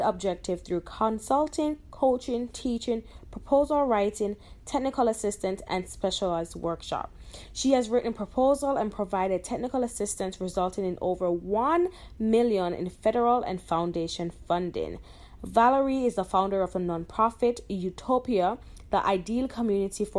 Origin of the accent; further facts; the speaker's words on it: Jamaica; I'm from Jamaica